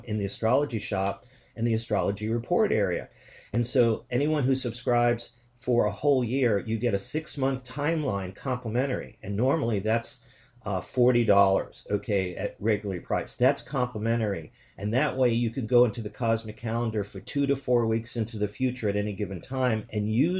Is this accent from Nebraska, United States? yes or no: no; New York City, New York, United States; also born or lived in Queens; I'm from New York City